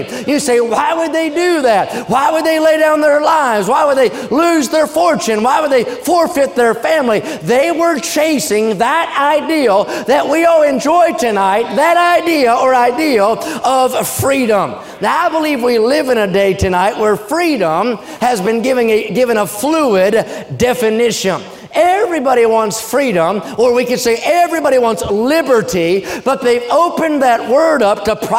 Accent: United States; as an American

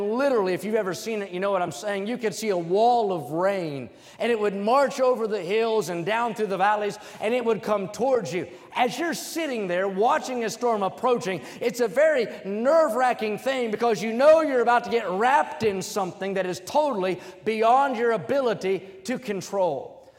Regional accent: West Virginia, United States; I remember growing up in West Virginia, everybody has a front porch there, and you could see storms coming from a long way.

